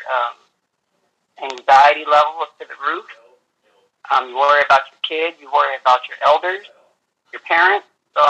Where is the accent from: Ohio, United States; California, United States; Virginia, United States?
California, United States; Fresno; I'm from Fresno, California.